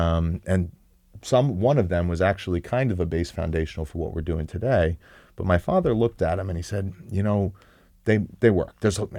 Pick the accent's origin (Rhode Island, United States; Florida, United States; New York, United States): New York, United States; West Hempstead; I grew up on West Hempstead on Long Island. Yeah. Shout out to Hall's Pond.